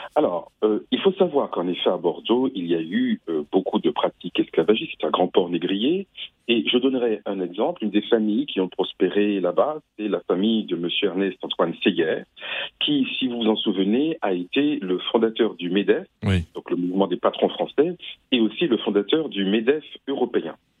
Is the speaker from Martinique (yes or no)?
yes; Martinique; moi je suis martiniquais